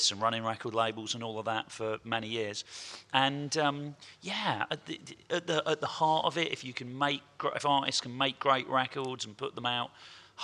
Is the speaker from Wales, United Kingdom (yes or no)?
no; Portishead, South West England, United Kingdom; Me and my best mate, …, we grew up in Porter's Head in the southwest of England and went to the same school as ….